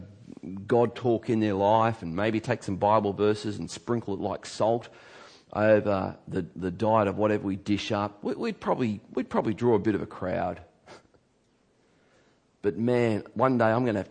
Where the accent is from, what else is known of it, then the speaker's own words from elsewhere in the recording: Geelong, Victoria, Australia; my church that I grew up in Geelong